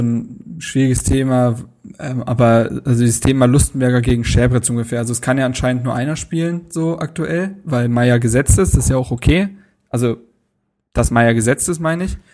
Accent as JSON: {"language": "German", "region": "Berlin", "country": "Germany", "said": "bei uns zu Hause in Berlin, bei meinen Eltern"}